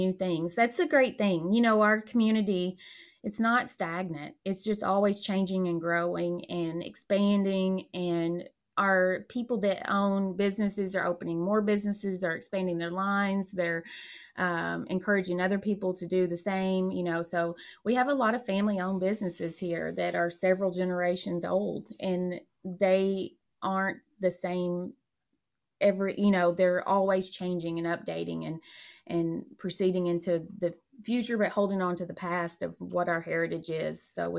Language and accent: English; Tennessee, United States; also born or lived in Arizona / North Carolina; now in Perry County, Indiana, United States; I was born out west in Arizona. I grew up in Tennessee. I lived in North Carolina, and now I'm a Hoosier